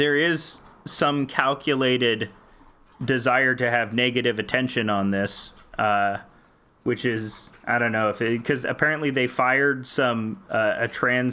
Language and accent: English; Canada; I'm Canadian